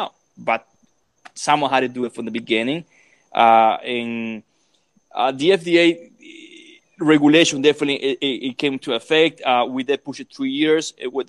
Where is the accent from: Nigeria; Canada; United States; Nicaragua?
Nicaragua; moved away as an adult; I came from Nicaragua here to make a living. I came to Nicaragua here to raise a family